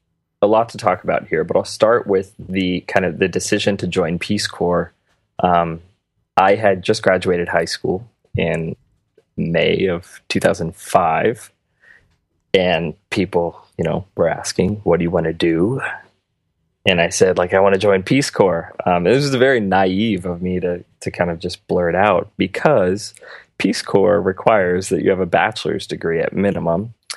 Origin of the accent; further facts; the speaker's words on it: Phoenix, Arizona, United States; also born or lived in Morocco; I grew up in Phoenix.